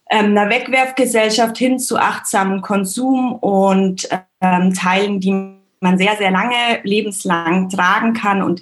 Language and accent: German; Bavaria, Germany; Ich bin im Allgäu aufgewachsen, so eine Stunde von München weg und auch immer viel in Österreich und Wien gewesen, weil da meine Mama herkommt.